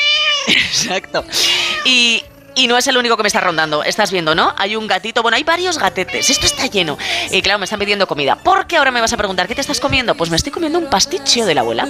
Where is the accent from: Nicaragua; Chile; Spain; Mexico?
Spain; Aragon; soy maña